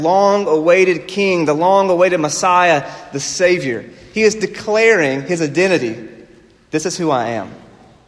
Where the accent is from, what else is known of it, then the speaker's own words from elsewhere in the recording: South Carolina, United States; moved away as an adult; now in Pacific Northwest, United States; I grew up in South Carolina